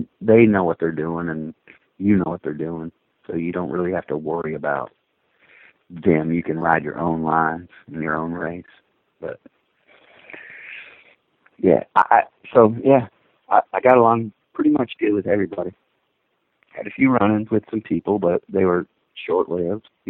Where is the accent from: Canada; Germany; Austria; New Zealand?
Canada; being a Canadian